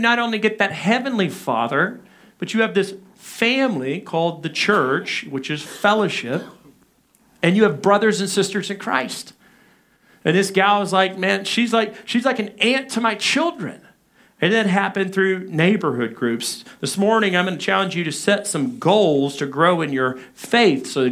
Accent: Arkansas, United States; growing up in Arkansas, my dad

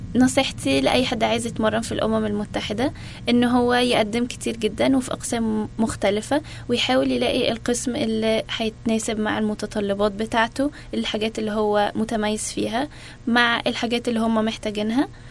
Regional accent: Alexandria, Alexandria Governorate, Egypt; moved away as an adult; also born or lived in Arizona, United States; now in United States; أنا اتولدت في اسكندرية في مصر وعشت كل حياتي في اسكندرية

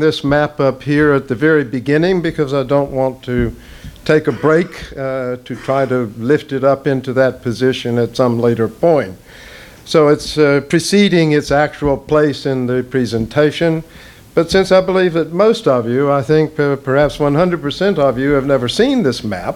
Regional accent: Southern United States, United States; also born or lived in North Carolina; I'm a Southerner. I am indeed

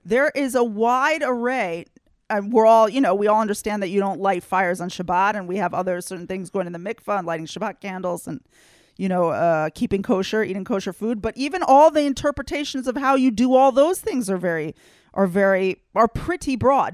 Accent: United States; now in Israel; I grew up in the United States with oodles of Christians who are definitely not Jews

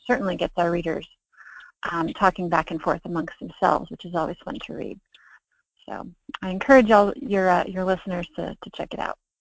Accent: Snellville, Georgia, United States; also born or lived in Pensacola, Florida / Athens, Georgia; I was born in Pensacola, Florida, and I was raised in the Atlanta suburbs of Stone Mountain and Snellville.

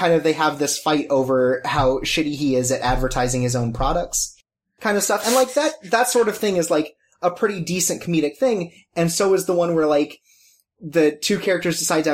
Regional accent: United States; me as an American

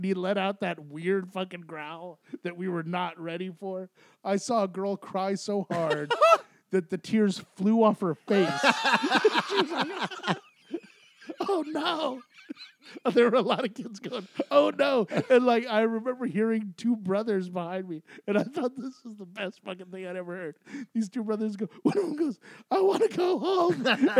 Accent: Aurora, Colorado, United States; Aurora, Colorado.

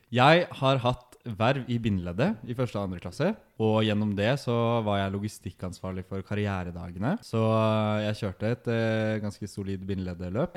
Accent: Nesodden, Akershus, Norway; moved away as an adult; also born or lived in Oslo; now in Trondheim, Norway; kommer fra Nesodden.

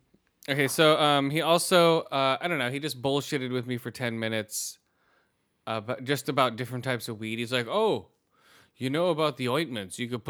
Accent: Redwood City, California, United States; So down there near Redwood City. I'm like, yeah, I'm around in that area.

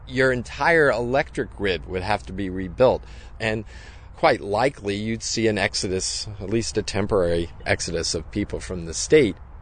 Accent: New Jersey, United States; I grew up in New Jersey, and my over fifty years in this state

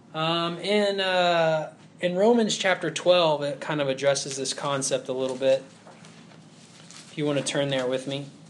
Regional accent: Huntsville, Alabama, United States; I grew up in Huntsville, Alabama, and there's a bunch of engineers there.

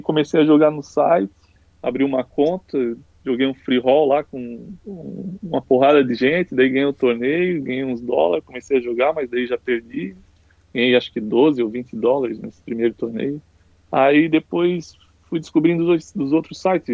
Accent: Penha, Santa Catarina, Brazil; eu moro, sempre morei a minha vida toda aqui em Penha, né? É a cidade pequena, então sempre fui criado com bastante liberdade

